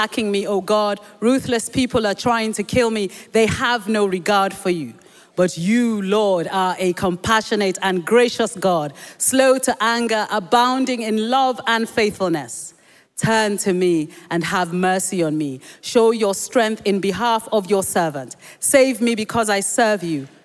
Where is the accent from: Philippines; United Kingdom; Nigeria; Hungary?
Nigeria; first language Yoruba; English is a second language; when I was young, growing up in Nigeria